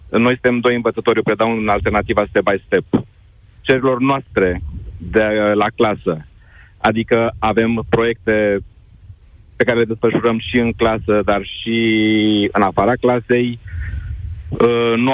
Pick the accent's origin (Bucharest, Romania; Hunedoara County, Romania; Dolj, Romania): Dolj, Romania; Craiova; moved away as an adult; now in Cluj-Napoca, Romania; și Ruxandra știe de unde sunt. Sunt din Craiova, bineînțeles.